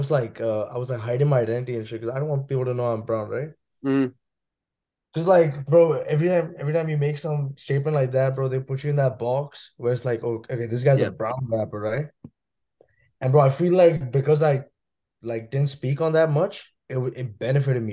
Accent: Mumbai, Maharashtra, India; moved away as an adult; now in Los Angeles, United States; I'm from Mumbai, India

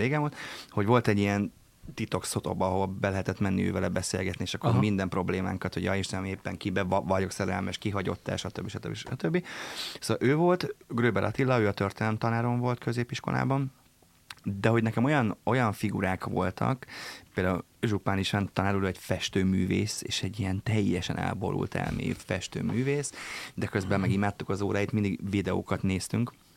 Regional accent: Papkeszi, Veszprém County, Hungary; én egy papkeszi nevű településen nőttem föl, Balaton fűzfős, Balaton kenesek között

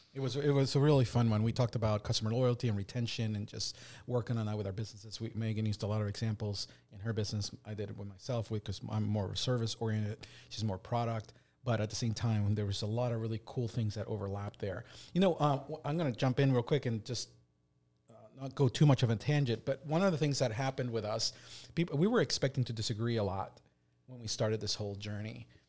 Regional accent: Delaware, United States; we're from Delaware

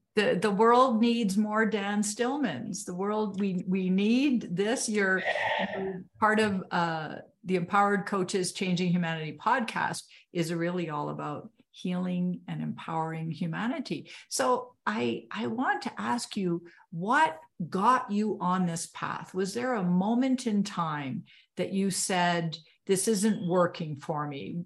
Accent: Canada; I'm Canadian

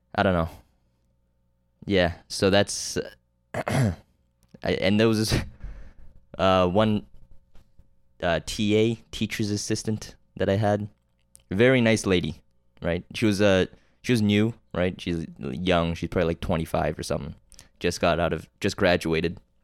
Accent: Canada; I'm Canadian

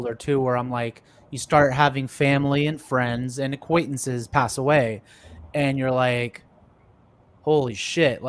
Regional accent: San Jose, California, United States; moved away as an adult; now in Texas, United States; I'm from the Bay Area, San Jose, Silicon Valley

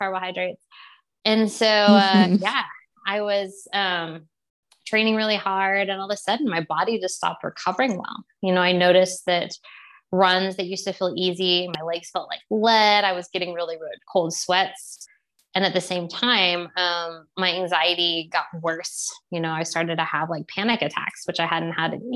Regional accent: Texas, United States; I grew up in Texas, we ate meat growing up

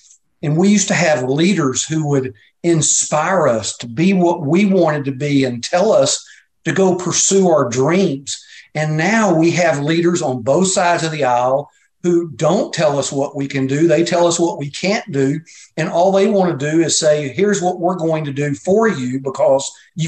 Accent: United States; So that's part of growing up in America, is you don't start at the top.

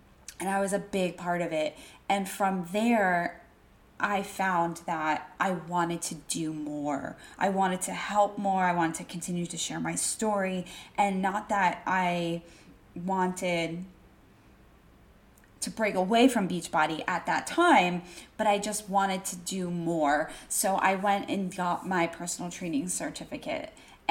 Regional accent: Wellington, Florida, United States; moved away as an adult; now in Washington, D.C., United States; I grew up in South Florida, Wellington, Florida

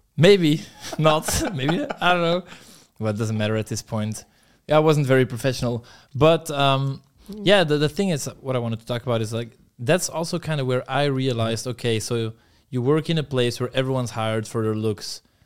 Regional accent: Belgium; moved away; my hometown in Belgium, it's pretty shit

